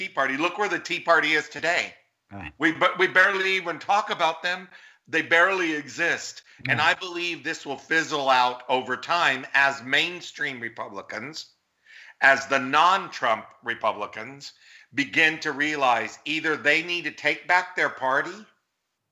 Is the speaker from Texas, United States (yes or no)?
yes; Texas, United States; growing up in Texas when I was young